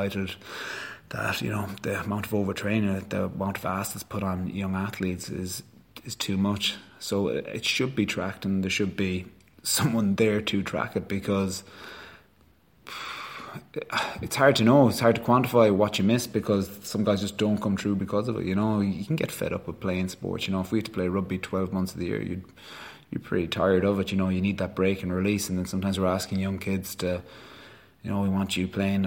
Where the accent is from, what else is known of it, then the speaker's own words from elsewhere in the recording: Galway, Connacht, Ireland; I'm from Galway, I'm from Connacht